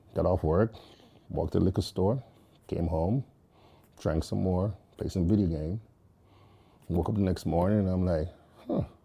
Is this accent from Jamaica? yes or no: yes; Jamaica; moved away; growing up in Jamaica, that's how life was